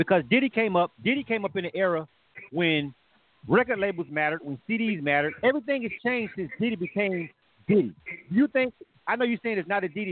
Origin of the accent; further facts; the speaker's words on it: Florida, United States; I'm from Florida